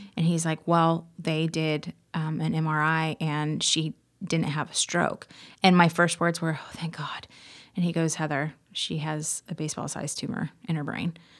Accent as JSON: {"language": "English", "town": "Marion", "region": "Indiana", "country": "United States", "tie": "born or raised there", "said": "I grew up in Marion, Indiana. Actually, outside Marion, a little town"}